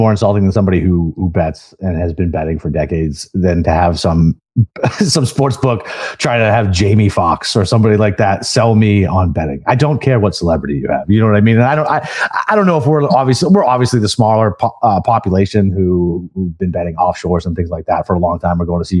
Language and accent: English; Boston, Massachusetts, United States; So I'm originally from Boston, right? So that just got legalized up there